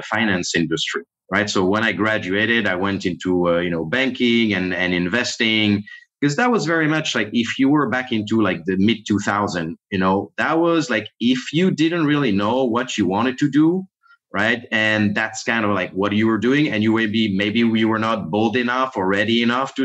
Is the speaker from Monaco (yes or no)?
yes; Monaco; English is a second language; moved away as an adult; now in United States; I grew up south of France, technically in a smaller country, Monaco, which is, it's like separate country, actually the second smallest country in the world